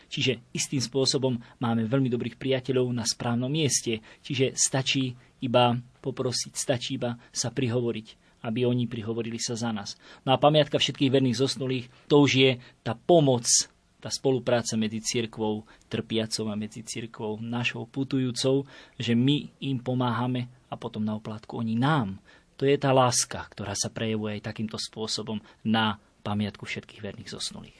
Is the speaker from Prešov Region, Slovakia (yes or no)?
yes; Bijacovce, Prešov Region, Slovakia; now in Bratislava, Slovakia; odkiaľ pochádzam z Biacovi, lebo tam je veľká slávnosť, patron kostola všetkých svetých v Biacovciach. Takže veľmi, veľmi si to uctievame v našej farnosti